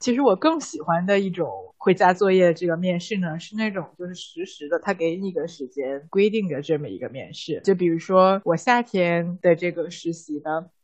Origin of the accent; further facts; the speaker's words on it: Tianjin, China; moved away as an adult; now in United States; 我小时候在天津电视台十二频道当小 当主持人的经历